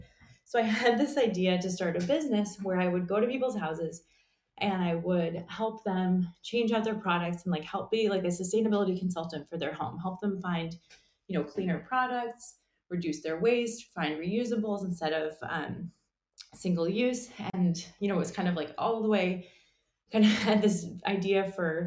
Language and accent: English; New York City, New York, United States; moved away as an adult; also born or lived in Utah; now in San Francisco, United States; I grew up in New York City